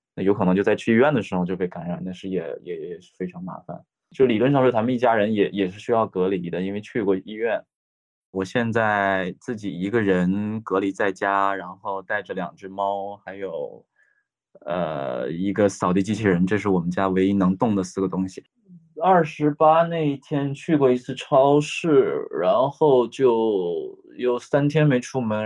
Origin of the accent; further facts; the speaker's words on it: Liaoning, China; also born or lived in Beijing; now in Wuhan, China; 我是辽宁人，然后我去年八月份之前一直在北京生活